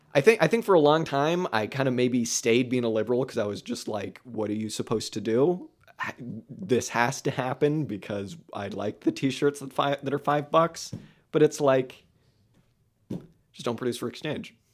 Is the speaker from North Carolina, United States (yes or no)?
no; California, United States; growing up in California